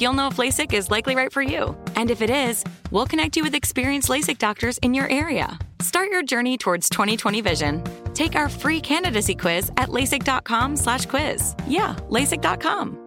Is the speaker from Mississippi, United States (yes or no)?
no; Bay Area, California, United States; I was raised in the Bay Area